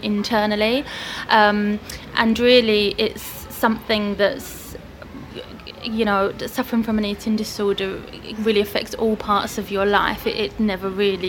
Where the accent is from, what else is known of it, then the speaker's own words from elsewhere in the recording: Hertfordshire, East of England, United Kingdom; moved away as an adult; also born or lived in China / Middle East; now in Tring, United Kingdom; I grew up in Hertfordshire, close to where we are today.